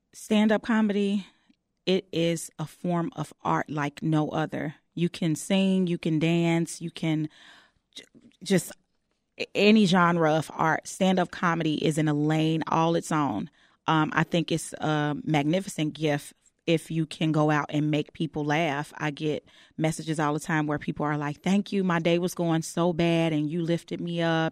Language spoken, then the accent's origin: English; Chicago, Illinois, United States; I'm born and raised on the West Side of Chicago.